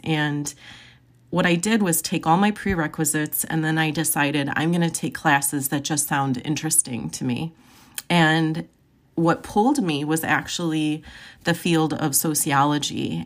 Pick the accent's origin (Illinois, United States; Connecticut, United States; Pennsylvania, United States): Illinois, United States; Joliet; I was born and raised in Joliet, Illinois